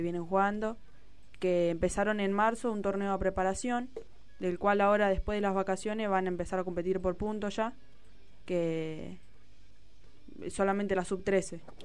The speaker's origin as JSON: {"language": "Spanish", "country": "Argentina", "said": "la mayoría de las chicas somos de acá de Villa"}